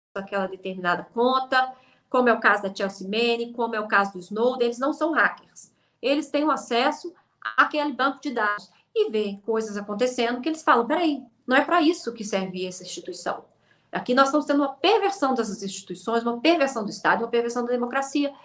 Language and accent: Portuguese; Brazil; now in United Kingdom; eu sou brasileira